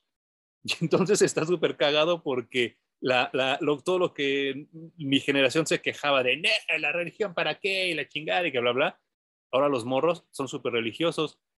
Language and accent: Spanish; Mexico; hay gente en México que compra los cómics y que los lee a pesar de que no el inglés no sea nuestro idioma nativo